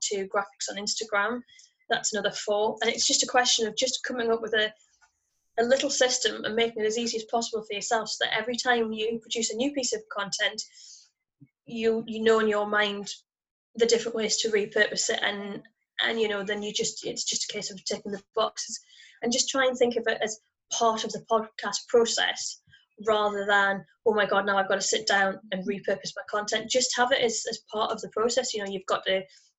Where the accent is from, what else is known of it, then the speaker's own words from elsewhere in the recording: United Kingdom; accent: northern; my northern accent.